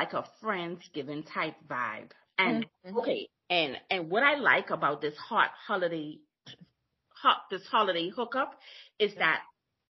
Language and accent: English; Bahamas; now in Oklahoma City, United States; I'm from Bahamas, live in Oklahoma City